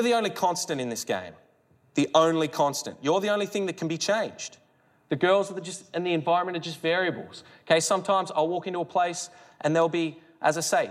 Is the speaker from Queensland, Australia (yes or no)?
no; Melbourne, Victoria, Australia; where are you from? Melbourne